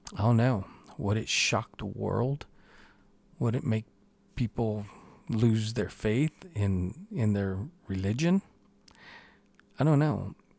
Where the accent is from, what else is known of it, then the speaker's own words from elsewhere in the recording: New Mexico, United States; here in my home state